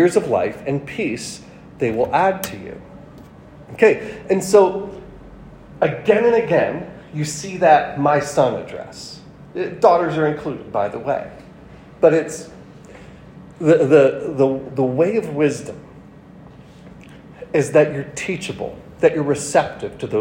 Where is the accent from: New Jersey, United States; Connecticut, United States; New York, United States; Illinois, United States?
New York, United States; moved away; I'm from New York